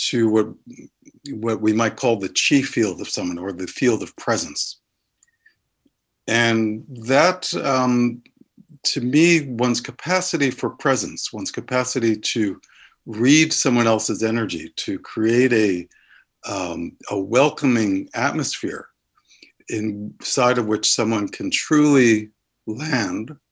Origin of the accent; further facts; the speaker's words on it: New York City, New York, United States; now in Somerville, United States; I grew up in New York City